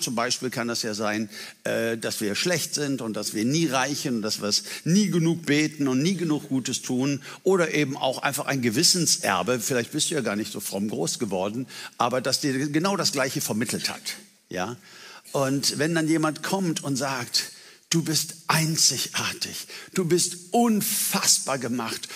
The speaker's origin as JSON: {"language": "German", "country": "Germany", "said": "für uns als Deutsche"}